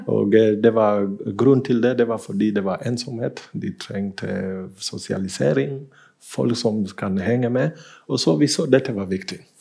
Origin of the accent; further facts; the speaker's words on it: Kenya; now in Bergen, Norway; i Kenya, der jeg kommer fra